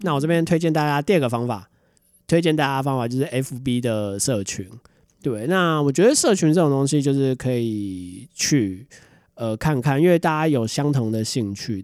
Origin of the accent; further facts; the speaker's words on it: Taiwan; 最近大家知道台湾的新闻，就是我们人口开始负成长了